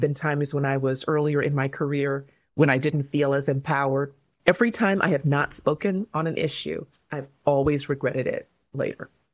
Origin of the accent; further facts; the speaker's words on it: Covina, California, United States; also born or lived in Inglewood, California / Zimbabwe; I was born in Inglewood, California. When I was about six years old, we moved to Covina, California